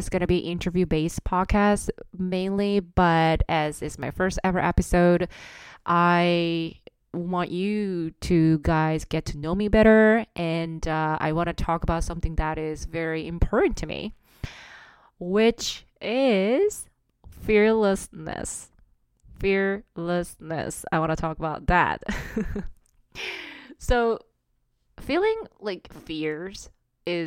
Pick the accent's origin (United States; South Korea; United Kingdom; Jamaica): South Korea; English is a second language; moved away as an adult; also born or lived in Singapore / Amsterdam; now in Toronto, Canada; I was born and raised in South Korea.